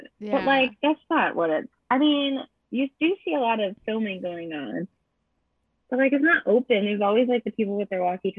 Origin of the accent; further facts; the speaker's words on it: California, United States; I don't think my high school is like that anymore in California.